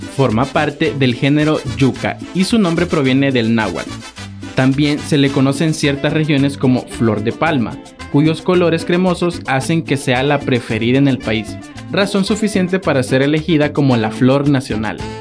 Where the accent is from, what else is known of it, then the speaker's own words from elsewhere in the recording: El Salvador; yo siendo salvadoreño